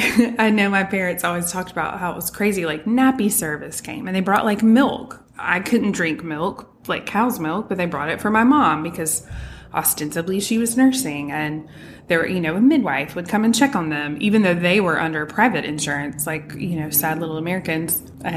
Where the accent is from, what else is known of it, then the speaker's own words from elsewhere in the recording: England, United Kingdom; born there; I was born in England, and my parents still talk about, and at the time, you know, if you were born there, so I was a dual citizen when I was born.